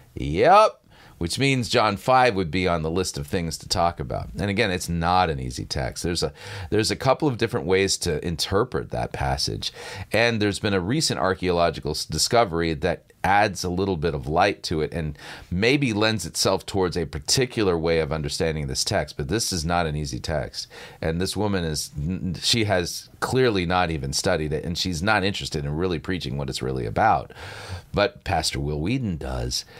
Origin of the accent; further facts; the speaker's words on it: Southern California, United States; I grew up in Southern California